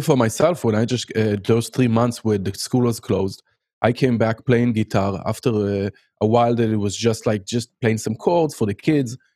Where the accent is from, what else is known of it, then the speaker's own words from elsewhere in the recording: Haifa, Haifa District, Israel; English is a second language; moved away as an adult; now in United States; I grew up in Haifa